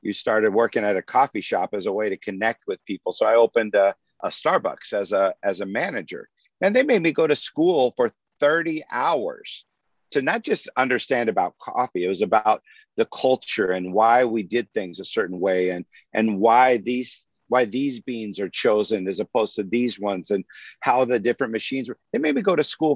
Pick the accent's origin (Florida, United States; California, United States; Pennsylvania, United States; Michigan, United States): California, United States; Santa Maria; I grew up in the Central Coast